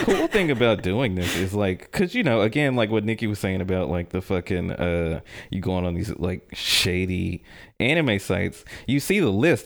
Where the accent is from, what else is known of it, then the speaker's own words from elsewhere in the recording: Jackson, Tennessee, United States; I'm from Jackson, Tennessee